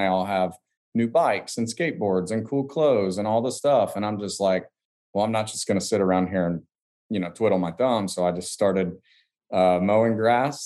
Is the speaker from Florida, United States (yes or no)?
yes; Hastings, Florida, United States; we're in a small little one light town, Hastings, Florida, and essentially it's a little farming town